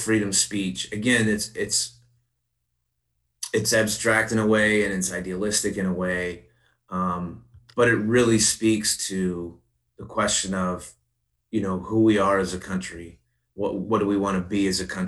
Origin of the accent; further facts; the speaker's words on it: Princeton, Illinois, United States; I'm born and raised here and graduated high school here